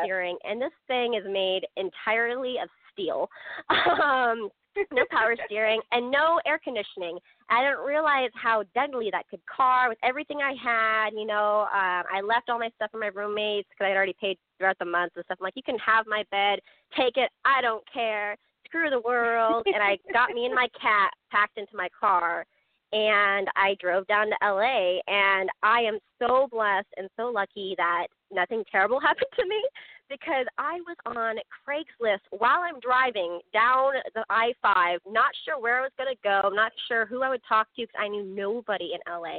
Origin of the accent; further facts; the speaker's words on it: Duvall, Washington, United States; also born or lived in Seattle, Washington; now in Los Angeles, United States; My family and I, we live in Duval, Washington, which has 7,000 people in it.